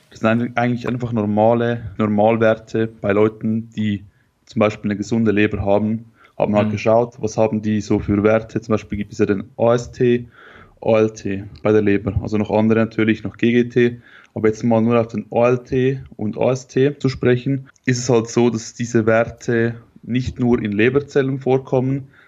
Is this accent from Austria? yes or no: no; Switzerland; ich komme aus der Schweiz.